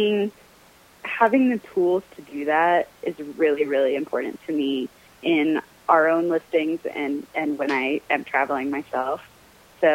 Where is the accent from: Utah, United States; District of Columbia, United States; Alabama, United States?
Alabama, United States; moved away; I grew up in Alabama, but I did not grow up eating grits